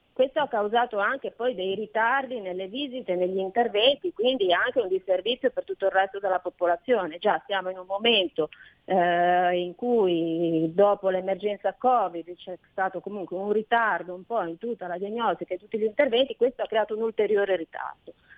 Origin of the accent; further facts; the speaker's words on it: Liguria, Italy; noi siamo Liguri, il paese del Mugugno